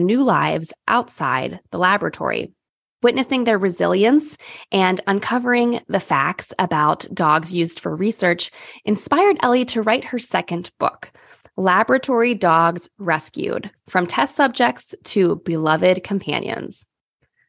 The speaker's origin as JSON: {"language": "English", "town": "Pittsburgh", "region": "Pennsylvania", "country": "United States", "tie": "born or raised there", "said": "I'm from Pittsburgh, and I've lived here pretty much my whole life."}